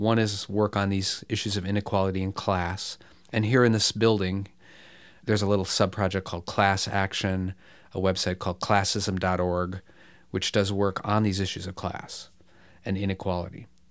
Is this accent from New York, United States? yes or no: no; Bloomfield Hills, Michigan, United States; I grew up in, uh, a privileged suburb of Detroit, Bloomfield Hills, Michigan